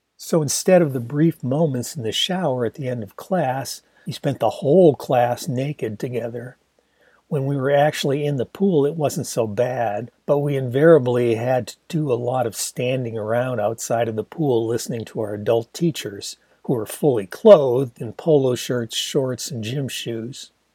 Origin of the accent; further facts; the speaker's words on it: Ann Arbor, Michigan, United States; in my hometown of Ann Arbor